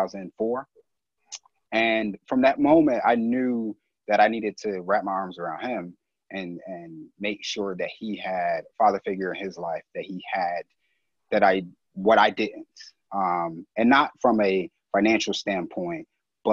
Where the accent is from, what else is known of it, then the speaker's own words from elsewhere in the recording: Philadelphia, Pennsylvania, United States; I grew up right here in Philly. I was born and raised in West Philly